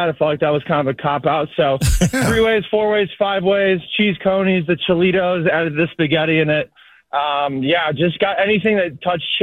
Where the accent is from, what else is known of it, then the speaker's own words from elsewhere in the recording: Cleveland, Ohio, United States; you know, I grew up on Skyline. We used to have like five or six locations up in Cleveland.